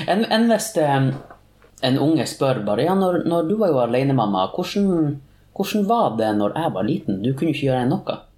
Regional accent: Tromsø, Troms, Norway; Jeg er fra Tromsø.

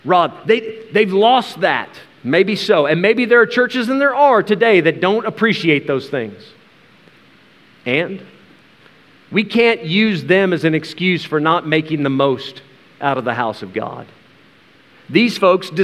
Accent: United States; as an American, as a weak, sissy American who's used to air conditioning in the church

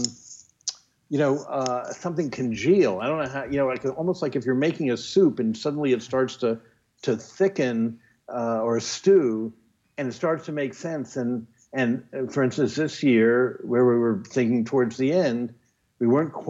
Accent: Washington, District of Columbia, United States; I grew up in Washington

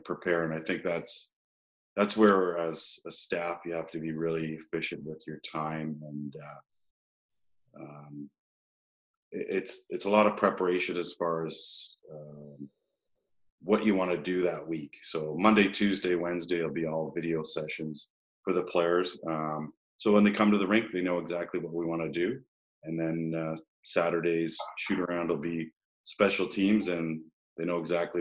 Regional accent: Peterborough, Ontario, Canada; moved away; I grew up in Peterborough

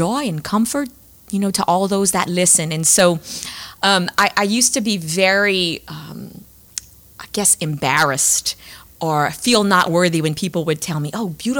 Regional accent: Cecilia, Louisiana, United States; I'm from Cecilia, Louisiana

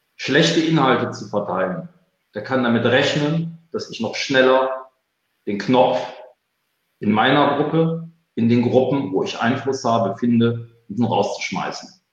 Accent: Cologne, North Rhine-Westphalia, Germany; Bin ich als Kölner gewohnt

